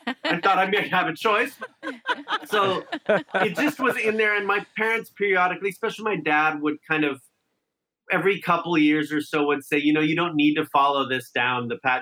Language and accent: English; Santa Clarita, California, United States; grew up in Santa Clarita, which was then called like New Hall or Valencia